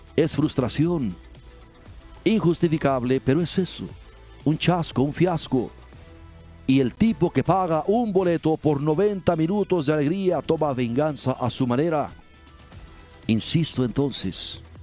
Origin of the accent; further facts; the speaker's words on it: Mexico; Somos mexicanos